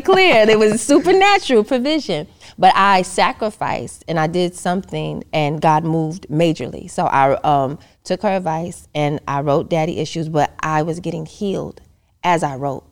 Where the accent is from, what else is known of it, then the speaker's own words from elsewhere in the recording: New York City, New York, United States; moved away as an adult; I'm originally from Queens, New York